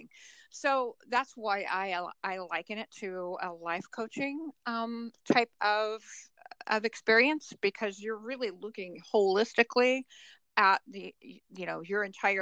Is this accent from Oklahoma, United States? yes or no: yes; Oklahoma, United States; now in Columbus, United States; So I live in Columbus, Ohio. I'm from Oklahoma originally.